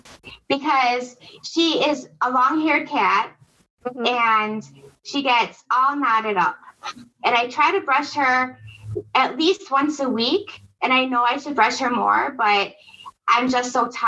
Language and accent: English; Milwaukee, Wisconsin, United States; I'm from Wisconsin, Milwaukee, Wisconsin